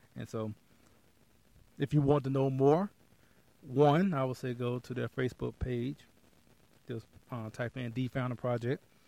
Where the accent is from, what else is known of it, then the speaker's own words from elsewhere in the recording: Texas, United States; I'm from Texas